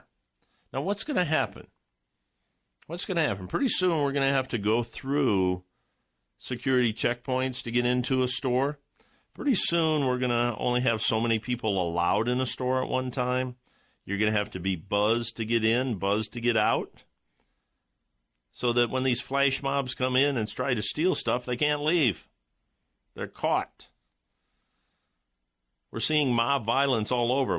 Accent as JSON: {"language": "English", "region": "Ohio", "country": "United States", "tie": "born or raised there", "said": "my home state of Ohio"}